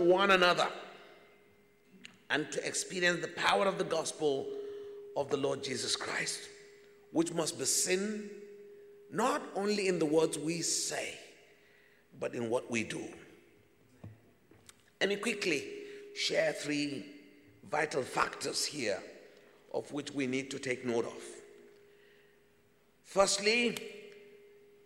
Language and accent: English; Nigeria; as a Nigerian